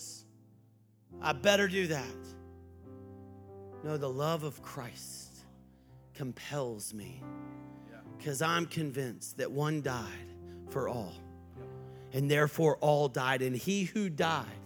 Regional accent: Texas, United States; I was from Texas

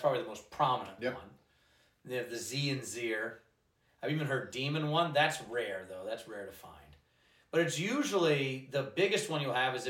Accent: Georgia, United States; I grew up in Georgia

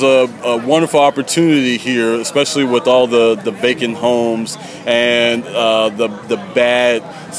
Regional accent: Youngstown, Ohio, United States; also born or lived in Columbus, Ohio; So I moved back here from Columbus, Ohio, and brought my business here for this reason, to help beautify the city.

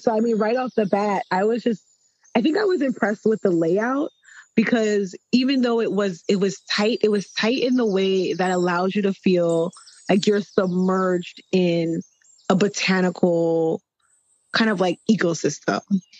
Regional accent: New York, United States; but I'm a New Yorker

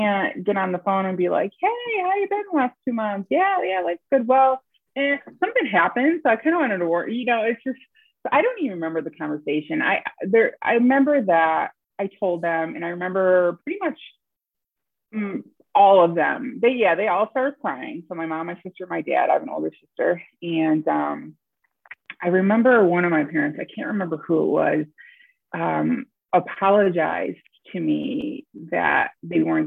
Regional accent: upstate New York, United States; born or raised there

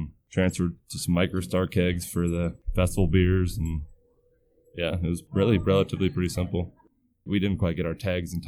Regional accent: Montana, United States; moved away as an adult; also born or lived in Colorado; now in Bismarck, United States; I moved into Bismarck about 5 years ago from Montana, where I grew up mostly, and a little bit in Colorado too

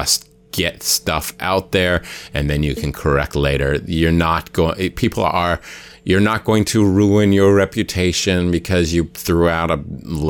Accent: Hawaii, United States; I'm from Hawaii

